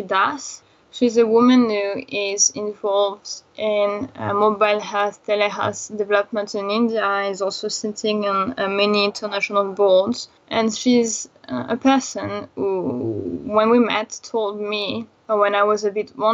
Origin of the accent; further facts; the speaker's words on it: France; I am from France, so I was not going often to Madagascar